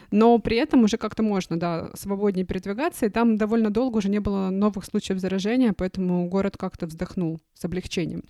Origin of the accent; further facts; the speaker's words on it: Khabarovsk, Khabarovsk Krai, Russia; moved away; Я сама родом из Хабаровска